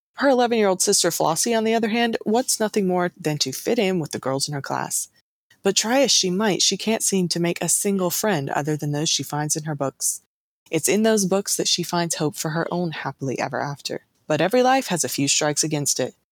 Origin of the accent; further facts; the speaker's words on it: the South, United States; I was born and raised in the South